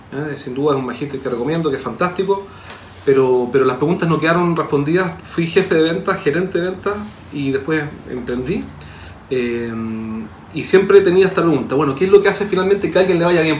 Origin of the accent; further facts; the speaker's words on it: Chile; accent: chileno; en Chile tú sabes que hablamos muy mal.